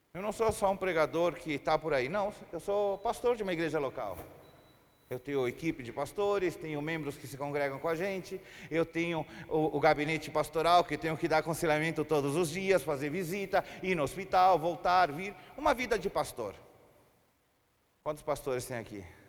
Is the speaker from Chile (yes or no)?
yes; Chile; Portuguese is a second language; moved away as an adult; also born or lived in Brazil; eu sou chileno, moro no Chile já fazem doze anos. Morei trinta anos no Brasil